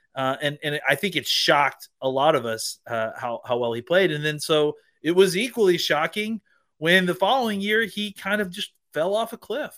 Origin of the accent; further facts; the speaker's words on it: Dallas, Texas, United States; my hometown and our home, hometown of Dallas, Texas.